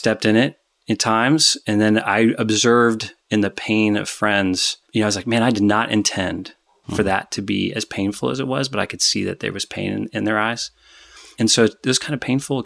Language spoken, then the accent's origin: English; Dayton, Ohio, United States; So I grew up in the suburbs of Dayton, Ohio